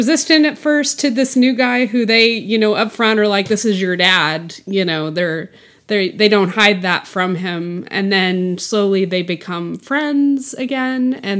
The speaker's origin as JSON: {"language": "English", "region": "Texas", "country": "United States", "tie": "born or raised there", "also_born_or_lived": "Arkansas", "said": "I was born in Arkansas, but grew up in Texas."}